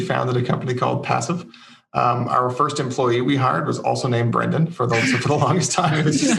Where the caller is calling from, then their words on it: Fredericton, New Brunswick, Canada; I'm in Fredericton, New Brunswick.